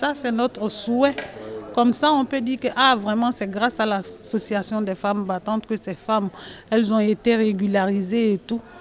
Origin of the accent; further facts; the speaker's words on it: Côte d’Ivoire; moved away as an adult; now in France; Moi je viens de la Côte d'Ivoire. J'ai laissé mes enfants derrière moi. Ils sont en Côte d'Ivoire